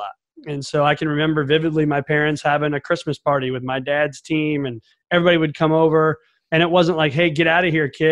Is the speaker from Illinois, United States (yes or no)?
yes; Mattoon, Illinois, United States; As an only child growing up in Mattoon, Illinois, small town in the east central part of Illinois